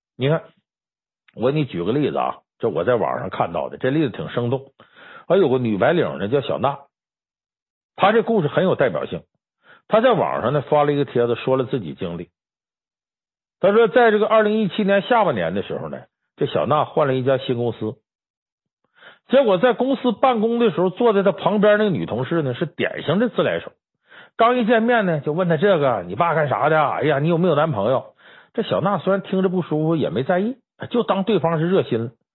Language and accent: Chinese; Heilongjiang, China; 我是黑龙江人